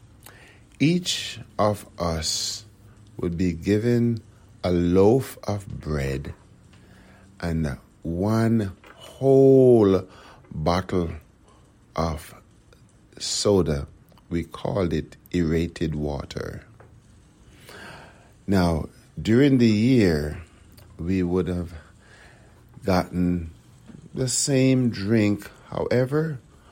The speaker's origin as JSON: {"language": "English", "town": "Kingston", "country": "Jamaica", "tie": "born or raised there", "moved": "yes", "lives_now": "United States", "said": "I grew up in Kingston, Jamaica"}